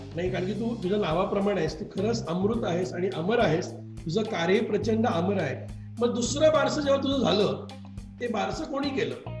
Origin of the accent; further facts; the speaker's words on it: Pune, Maharashtra, India; मी तसा मोहचा पुण्याचा आहे